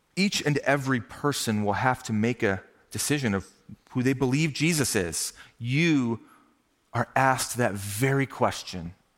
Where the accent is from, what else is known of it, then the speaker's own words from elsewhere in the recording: Minnesota, United States; now in Ohio, United States; growing up in Minnesota